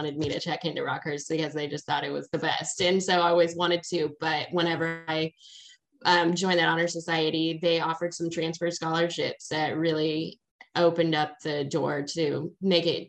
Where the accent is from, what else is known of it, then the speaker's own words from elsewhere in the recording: Kansas City, Missouri, United States; I am from Kansas City. I was born and raised here